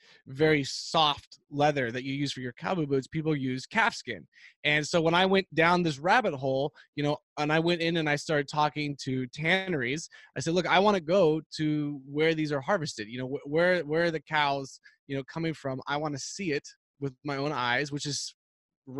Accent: Texas, United States; growing up in Texas

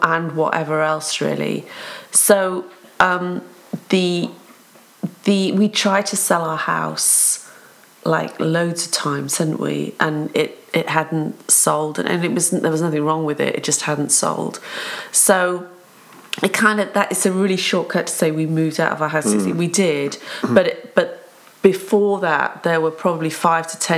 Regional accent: England, United Kingdom; also born or lived in Cardiff, Wales; now in South Wales, United Kingdom; I'm from Cardiff, but my family moved and my parents were Welsh, so I'm Welsh. I think of myself as Welsh, feel very proud to be Welsh. But I can't speak Welsh, and I don't have a Welsh accent because we grew up in England. So we moved when I was 5 to England, grew up there

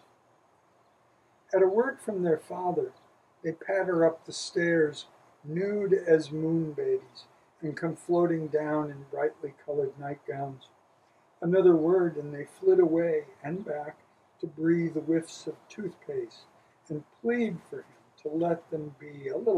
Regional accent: Wisconsin, United States; I grew up in Wisconsin

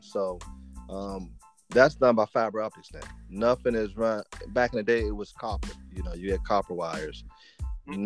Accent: Washington, District of Columbia, United States; now in Maryland, United States; I'm from Washington D.C. Um, currently living in I live in Maryland, which is about ten minutes outside of um, outside of D.C. Um, okay. mm-hmm. Yeah, been here all my life. You know, born and raised here

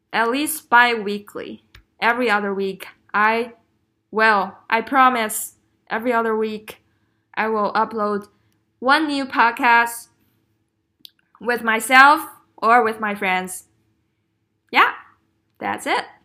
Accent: China; moved away as an adult; growing up in China is tough.

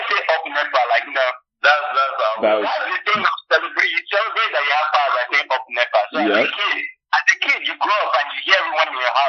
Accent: Lagos, Nigeria; I grew up in Festac town

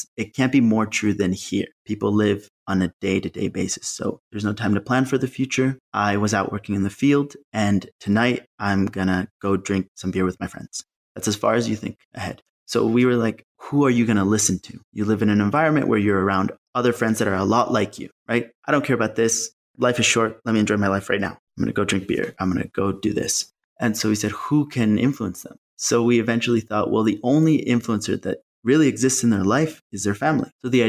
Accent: Malawi; No, I grew up in Malawi, Southern Africa. My dad's work, he works in development for USAID. So we moved around quite a bit.

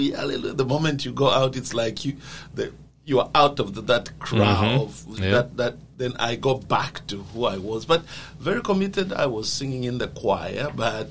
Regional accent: Zambia; I come from a country called Zambia. I was born in Zambia.

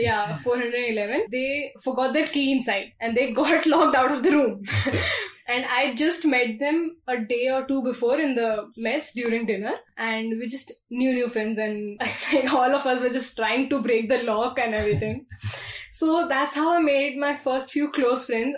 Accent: Mumbai, Maharashtra, India; moved away as an adult; also born or lived in Bangalore; being born and brought up in Mumbai

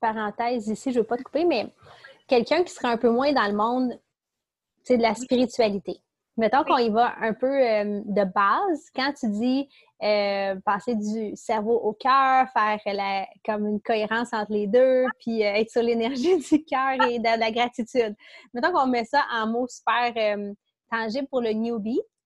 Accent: Quebec, Canada; accent: Québec; c'est mon accent du Québec

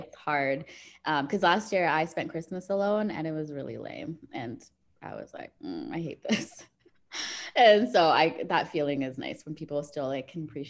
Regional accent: Netherlands; moved away; also born or lived in Zambia / South Africa; I was born in Zambia, but then we grew up also in the Netherlands.

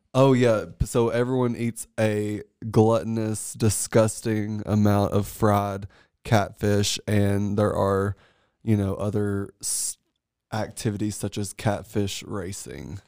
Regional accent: Paris, Tennessee, United States; moved away; born and raised in Paris, Tennessee

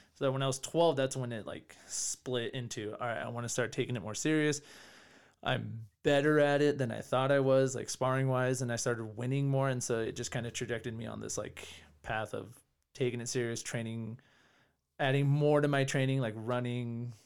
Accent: California, United States; moved away as an adult; now in Denver, United States; I grew up in California, then I moved to Colorado six years ago

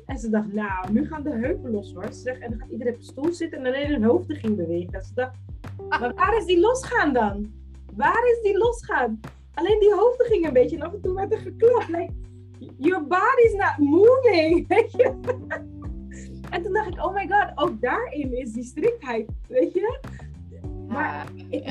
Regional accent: Netherlands; ik heb Capverdis roots, maar ik ben in Nederland geboren

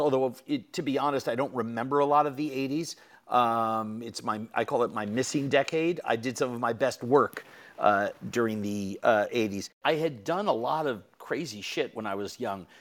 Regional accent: New York City, New York, United States; I'm from New York City

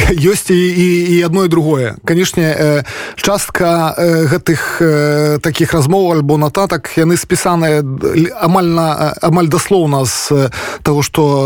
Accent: Polesia, Belarus; also born or lived in Pinsk; я палішукі беларус

